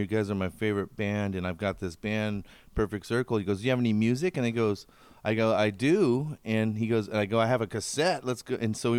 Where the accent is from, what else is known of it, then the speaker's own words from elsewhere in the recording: Scotts Mills, Oregon, United States; I grew up in Scotts Mills, Oregon, which is by Silverton.